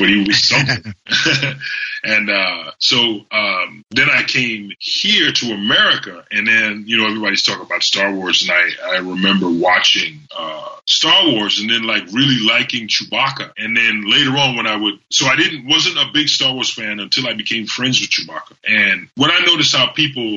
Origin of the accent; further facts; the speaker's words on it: Trinidad & Tobago; I grew up in Trinidad and Tobago.